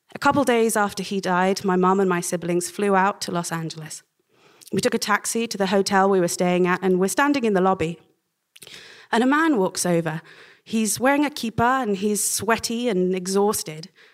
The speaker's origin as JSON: {"language": "English", "town": "Oxford", "region": "South East England", "country": "United Kingdom", "tie": "born or raised there", "also_born_or_lived": "Cambridge", "said": "my growing up in Oxford"}